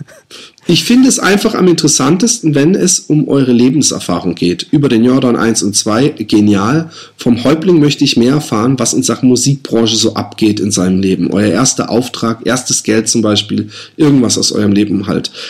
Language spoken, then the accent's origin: German; Busenbach, Baden-Württemberg, Germany; Busenbach, wo ich aufgewachsen bin